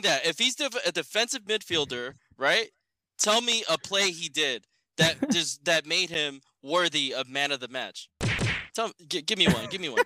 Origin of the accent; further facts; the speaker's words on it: United States; as an American